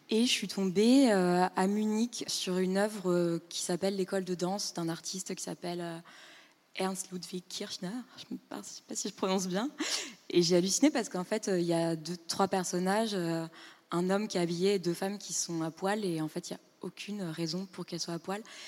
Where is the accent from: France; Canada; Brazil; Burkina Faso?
France; Île-de-France; moved away as an adult; also born or lived in Berlin, Germany; je venais de banlieue